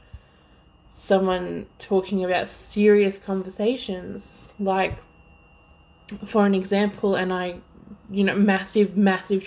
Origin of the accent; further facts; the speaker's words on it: Melbourne, Victoria, Australia; if you somehow can't tell by my extremely horrible accent, I'm Australian and from Melbourne, Victoria.